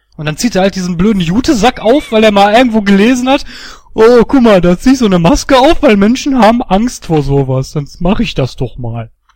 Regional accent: Duisburg, North Rhine-Westphalia, Germany; meine Heimatstadt Duisburg

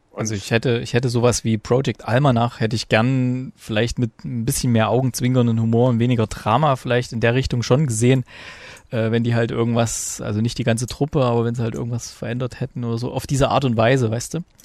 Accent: East Germany, Germany; bei uns in der DDR

